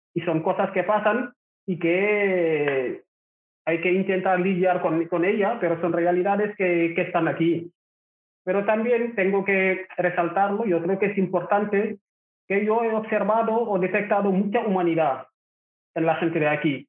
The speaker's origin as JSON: {"language": "Spanish", "town": "Rufisque", "region": "Dakar", "country": "Senegal", "tie": "born or raised there", "also_born_or_lived": "Barcelona", "second_language": "Spanish", "moved": "as an adult", "lives_now": "Barcelona area, Spain", "said": "Yo soy de Senegal, nací en una ciudad que se llama Rufis, que está en la capital Dakar, y ahí estuve viviendo"}